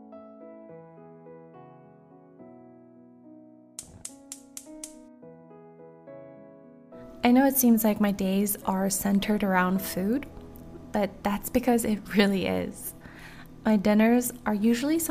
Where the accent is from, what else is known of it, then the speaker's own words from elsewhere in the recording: Maui, Hawaii, United States; my hometown